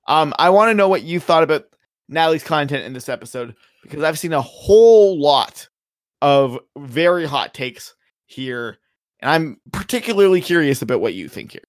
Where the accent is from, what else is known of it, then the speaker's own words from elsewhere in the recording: Canada; I'm Canadian